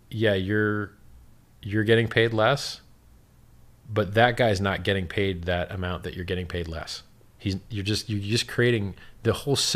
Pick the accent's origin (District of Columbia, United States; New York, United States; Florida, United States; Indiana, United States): Florida, United States; Miami; I'm from Miami.